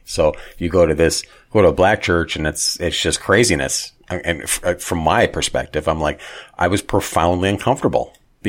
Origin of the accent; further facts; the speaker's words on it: Minnesota, United States; growing up in Minnesota in a Lutheran background, not hardcore religious, but Lutheran.